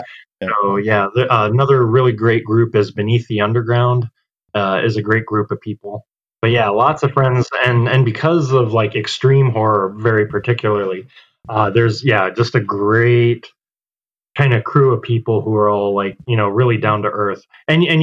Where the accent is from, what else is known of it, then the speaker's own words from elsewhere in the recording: Clearwater, Florida, United States; moved away as an adult; also born or lived in Tampa, Florida / Los Angeles, California; now in Illinois, United States; Born and raised in Clearwater, Safety Harbor area, but like yeah, after I moved out, I moved to Tampa